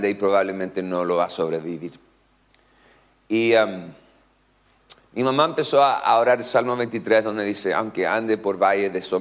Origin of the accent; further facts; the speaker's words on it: Concepción, Biobío, Chile; born there; also born or lived in Netherlands; hace 44 años ah, yo nací aquí en Concepción, en el Hospital Militar de, Conce. mis papis son norteamericanos, Así que yo oficialmente soy gringo holandés chileno